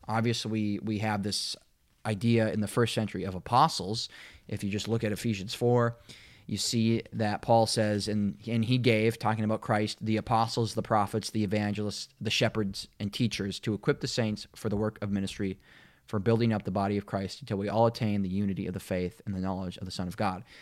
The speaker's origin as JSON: {"language": "English", "region": "Minnesota", "country": "United States", "tie": "born or raised there", "moved": "yes", "lives_now": "Kansas City, United States", "said": "growing up in Minnesota"}